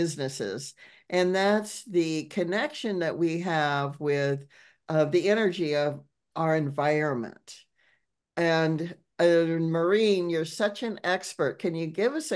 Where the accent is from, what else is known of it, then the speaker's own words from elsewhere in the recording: Seattle, Washington, United States; downtown Seattle, my hometown